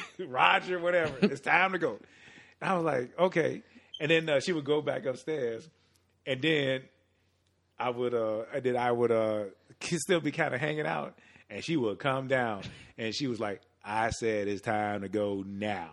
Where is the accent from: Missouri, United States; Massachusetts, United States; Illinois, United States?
Illinois, United States; Chicago; born and raised on the south side of Chicago